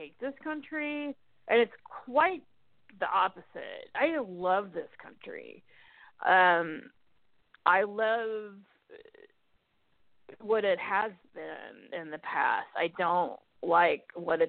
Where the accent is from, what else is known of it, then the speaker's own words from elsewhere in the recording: United States; I'm an American